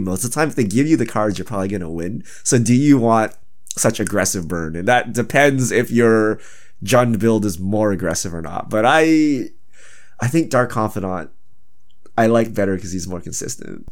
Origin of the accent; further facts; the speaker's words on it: Canada; I'm truly Canadian because I used to skate on lakes and stuff